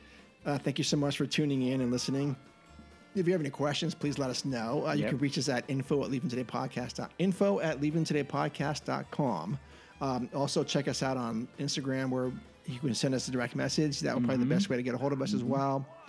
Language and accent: English; California, United States; we're from California